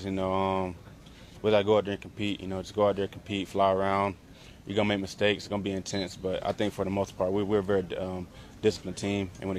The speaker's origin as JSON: {"language": "English", "region": "Georgia", "country": "United States", "tie": "born or raised there", "moved": "yes", "said": "growing up in Georgia together."}